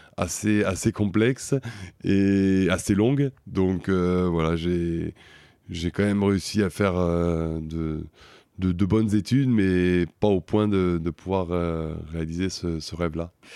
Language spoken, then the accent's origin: French; Paris region, Val-de-Marne, Île-de-France, France; moved away as an adult; now in Toulouse, France; J'ai grandi dans la région parisienne, dans le 94